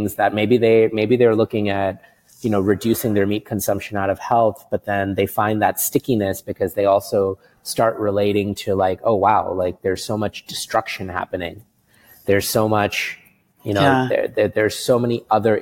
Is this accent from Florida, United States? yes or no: no; New York City, New York, United States; moved away as an adult; also born or lived in India / California; now in Singapore; we moved to the States. It was my brother and I and my mom and dad in 1985. And we grew up in Queens in New York City